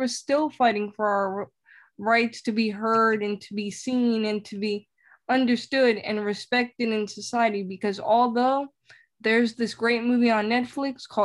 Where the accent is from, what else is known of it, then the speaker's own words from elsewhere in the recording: New York City, New York, United States; moved away; I lived in poverty for 5 years of my life because I'm from the Bronx, New York